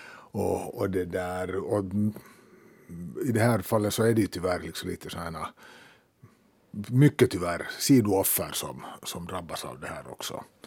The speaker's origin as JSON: {"language": "Swedish", "town": "Helsinki", "region": "Uusimaa", "country": "Finland", "said": "vi är ju båda från södra Helsingfors"}